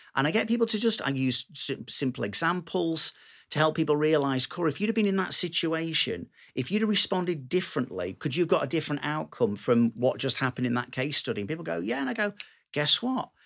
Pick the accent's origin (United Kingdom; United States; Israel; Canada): United Kingdom; Manchester, North West England; I'm this down-to-earth Manchester lad